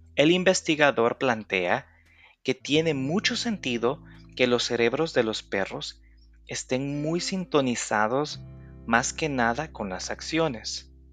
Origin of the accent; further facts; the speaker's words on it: El Salvador; Yo soy de El Salvador, país del Bitcoin